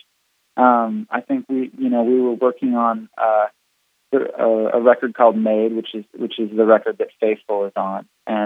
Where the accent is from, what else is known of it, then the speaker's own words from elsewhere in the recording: Canada; moved away; being Canadian originally